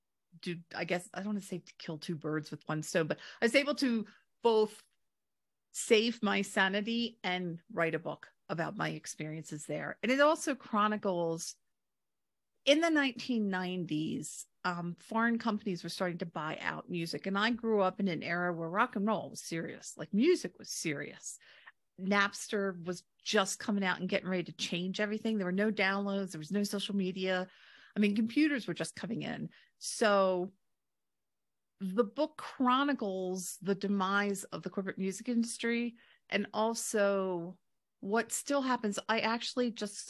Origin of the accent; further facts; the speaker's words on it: Delaware, United States; also born or lived in London; I grew up in Delaware